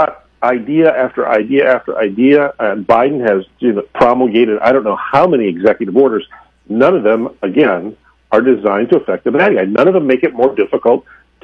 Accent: Minnesota, United States; Minnesota right now, my home state

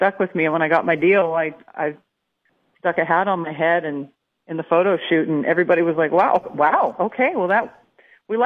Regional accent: Alberta, Canada; now in Nashville, United States; growing up in Alberta, which is a lot like Texas on the northern side of the border

